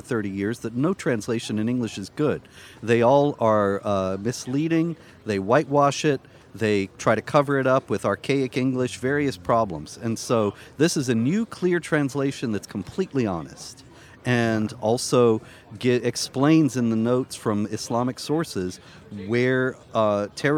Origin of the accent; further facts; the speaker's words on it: South Carolina, United States; I'm from South Carolina, and the state motto is Dum Spiro Spero